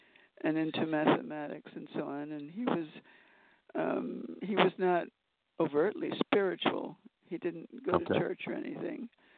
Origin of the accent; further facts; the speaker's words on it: Mexico City, Mexico; also born or lived in Manhattan, United States; I was born here in Manhattan. And when I was 1 year old, my father went to work in Mexico City, and so he took the family there, my mother and me, and I grew up in Mexico.